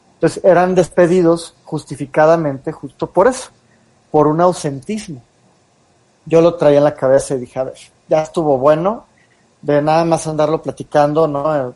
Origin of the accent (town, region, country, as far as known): Mexico